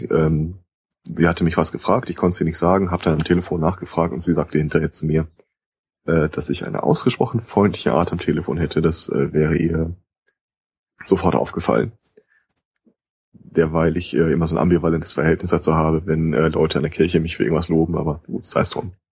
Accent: United States; warum ich als Amerikaner die Polizei anrufen würde, ganz ehrlich, werden immer geringer.

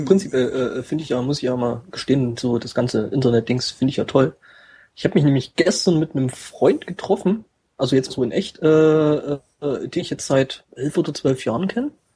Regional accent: East Germany, Germany; bei uns im Osten

